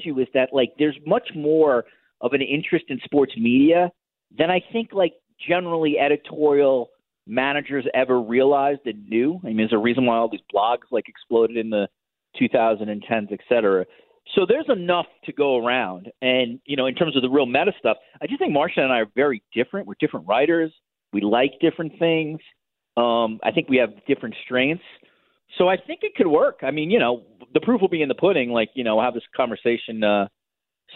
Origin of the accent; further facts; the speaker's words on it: United States; moved away as an adult; now in Toronto, Canada; Now living in Toronto as an American